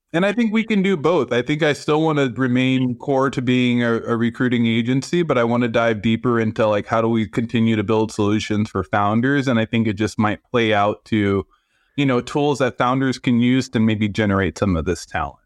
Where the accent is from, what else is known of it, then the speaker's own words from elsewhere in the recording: San Francisco, California, United States; moved away as an adult; now in Los Angeles, United States; I grew up in San Francisco. I'm very Bay Area